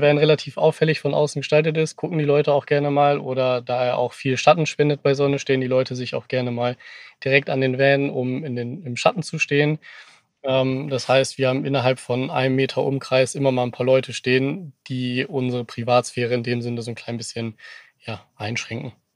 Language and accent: German; Cuxhaven, Lower Saxony, Germany; moved away; ich zumindest, komme gebürtig aus Cuxhaven von der Nordseeküste, bin also ein waschechter Fischkopf